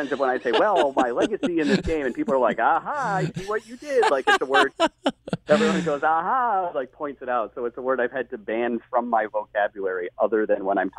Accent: New England, United States; Yeah, I grew up in New England.

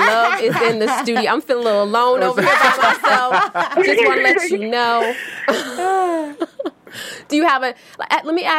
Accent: the South, United States; I'm from the South.

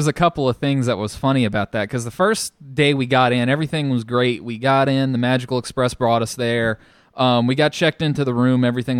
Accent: New Orleans, Louisiana, United States; we're from New Orleans.

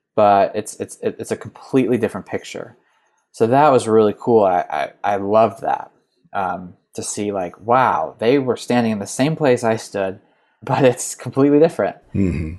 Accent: New York, United States; moved away as an adult; also born or lived in Chicago / Cincinnati; I grew up right outside of New York City

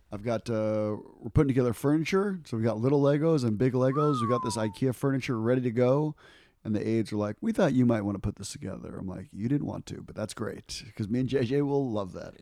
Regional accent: United States; I'm an American.

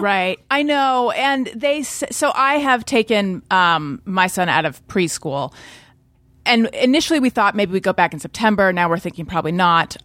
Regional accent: Orange County, California, United States; moved away as an adult; also born or lived in New York; born in Northern California, grew up in Orange County, California.

